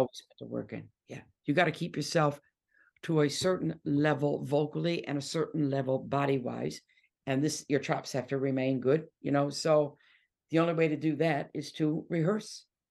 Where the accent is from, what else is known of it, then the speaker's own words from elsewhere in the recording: Detroit, Michigan, United States; moved away as an adult; now in England; I'm from Detroit